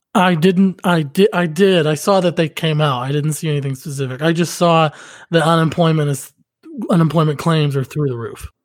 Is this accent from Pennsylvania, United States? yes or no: yes; outside Pittsburgh, Pennsylvania, United States; moved away; also born or lived in Oklahoma City; my hometown back in Pennsylvania, outside Pittsburgh, it's still a dry town